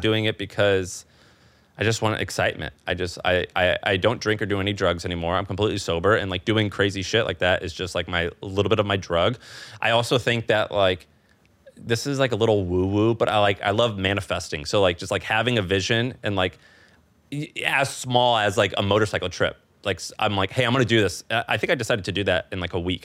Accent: Missouri, United States; moved away as an adult; also born or lived in San Francisco / New York; now in Austin, United States; I'm from Missouri. My wife's from New York

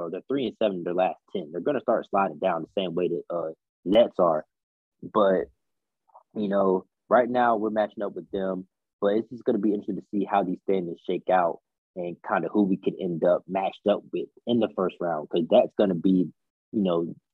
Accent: Raleigh, North Carolina, United States; I am from Raleigh

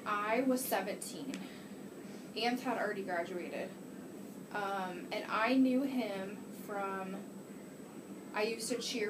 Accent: Alliance, Ohio, United States; moved away as an adult; also born or lived in Indiana / Texas; I'm about to be 31. I was born in Alliance, Ohio.

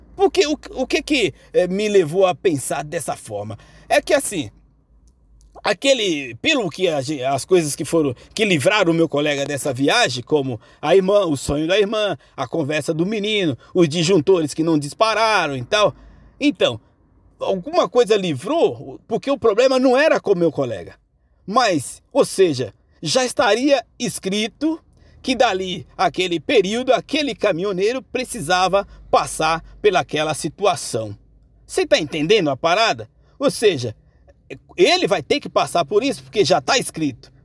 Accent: Bahia, Brazil; now in São Paulo, Brazil; eu, que sou lá da Bahia, minha porreta, né? Em 2006, é, retornando lá à minha cidade, depois de ter vindo para São Paulo, ficar aqui por 15 anos sem retornar lá

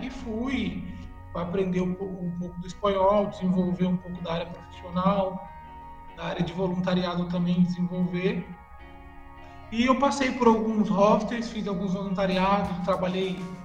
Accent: Brazil; moved away as an adult; also born or lived in Montevideo, Uruguay; now in Buenos Aires, Argentina; a gente cresceu né, aí no Brasil

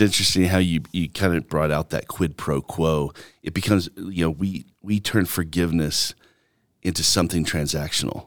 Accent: Alabama, United States; also born or lived in New York / Mississippi; now in Longmont, United States; growing up in Alabama where there's just so much inequality and racism

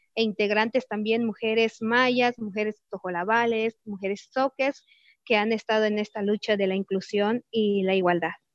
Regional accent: Chiapas, Mexico; soy del estado de Chiapas, mujer maya tzeltal

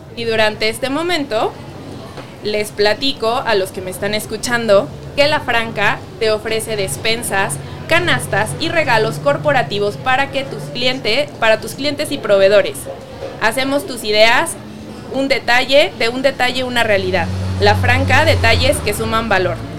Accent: Mexico; nos caracteriza como mexicanos

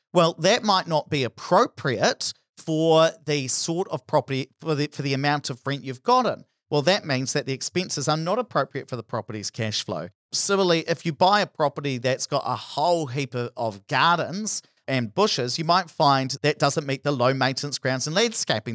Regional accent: Hawera, Taranaki, New Zealand; my hometown of Harbido, which was very reliant on dairy

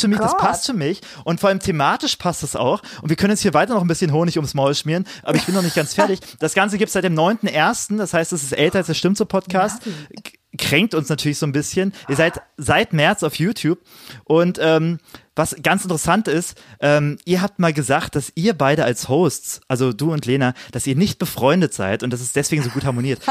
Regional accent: Cottbus, Brandenburg, Germany; moved away as an adult; also born or lived in Jena; über Cottbus ja. zu hören, über meine Heimat zu hören

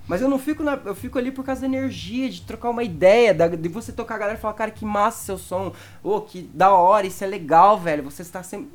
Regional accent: Cascavel, Paraná, Brazil; por causa da minha região. Lá em Cascavel, a galera era do Psytrance

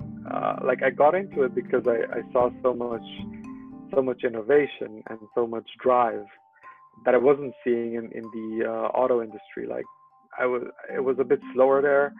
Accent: Romania; moved away as an adult; also born or lived in Netherlands; now in Munich, Germany; I'm originally from Romania, in a small town.

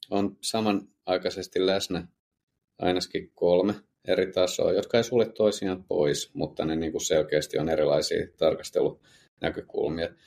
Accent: Södertälje, Stockholm County, Sweden; now in Finland; heinäkuun alussa, mutta et sitä enemmän muistan tosiaan kotikaupungissa Södertäljessä, niin siellä aika lyhyen ajan sisällä

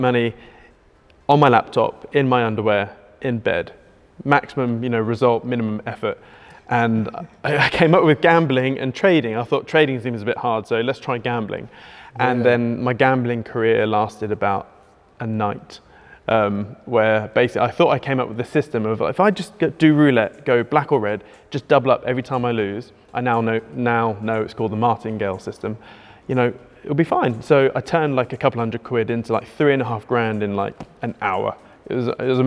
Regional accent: Norwich, East of England, United Kingdom; I'm the nobody from Norwich.

